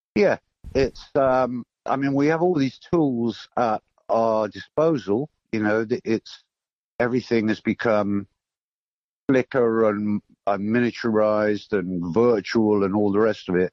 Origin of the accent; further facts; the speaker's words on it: Torquay, South West England, United Kingdom; now in London, United Kingdom; I grew up in Torquay